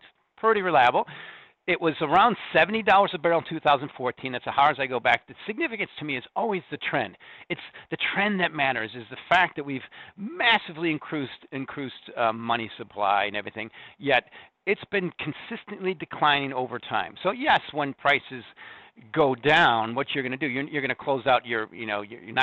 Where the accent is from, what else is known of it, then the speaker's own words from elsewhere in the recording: Corn Belt, Midwest, United States; moved away; also born or lived in Lithuania; I'm from the Corn Belt. I own the farm